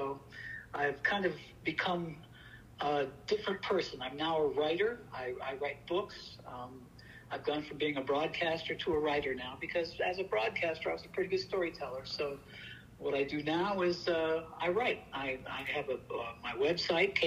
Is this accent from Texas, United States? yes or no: no; Cañon City, Colorado, United States; moved away as an adult; my hometown of Canyon City, Colorado